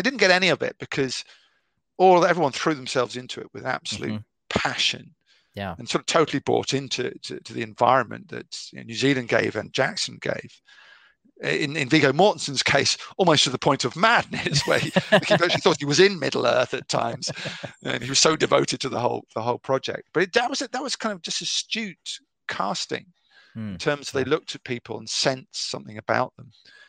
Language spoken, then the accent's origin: English; United Kingdom; You know, I'm totally British.